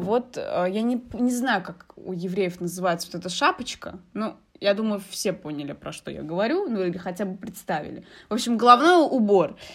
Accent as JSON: {"language": "Russian", "country": "Algeria", "moved": "yes", "said": "я из Алжира"}